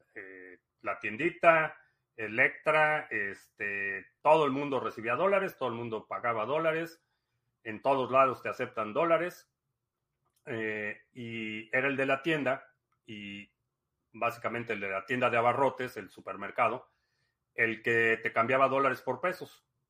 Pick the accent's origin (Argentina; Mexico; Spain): Mexico; moved away as an adult; also born or lived in Dallas, United States / Miami, United States; now in United States; Nací en México, eh, crecí en México, me mudé a Estados Unidos por cuestiones de trabajo en el 2005